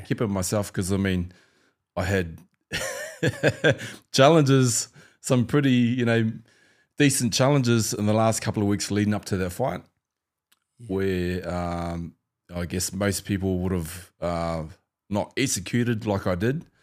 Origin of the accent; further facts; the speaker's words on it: New Zealand; growing up in New Zealand